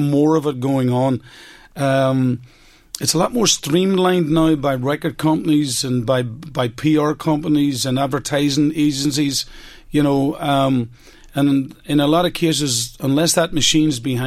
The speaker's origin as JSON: {"language": "English", "town": "Omagh", "region": "Northern Ireland", "country": "United Kingdom", "tie": "born or raised there", "said": "my hometown of Omagh"}